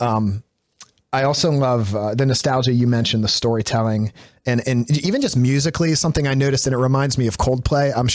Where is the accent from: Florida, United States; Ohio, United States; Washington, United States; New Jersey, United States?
New Jersey, United States; growing up in New Jersey